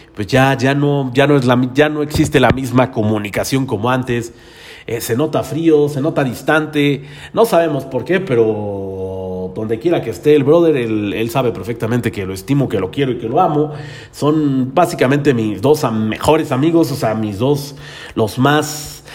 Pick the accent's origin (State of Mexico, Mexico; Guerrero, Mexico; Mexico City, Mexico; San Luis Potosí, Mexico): State of Mexico, Mexico; Tlalnepantla de Baz; yo soy del municipio de Tralepantra, todos mis rumbos son Tralepantra, Naucalpan, este, tal vez Azcapotzalco